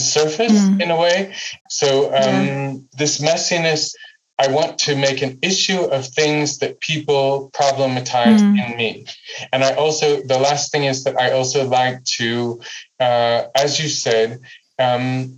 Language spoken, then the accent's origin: English; United States; now in Amsterdam, Netherlands; growing up in the United States